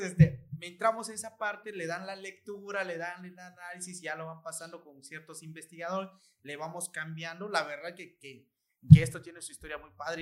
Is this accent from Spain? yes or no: no; Nunkiní, Campeche, Mexico; Soy de Nunquini